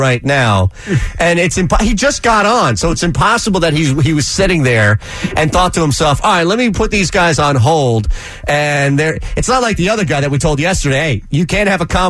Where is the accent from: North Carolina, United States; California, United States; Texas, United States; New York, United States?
New York, United States; New York City; now in Philadelphia, United States; I grew up parallel parking in New York City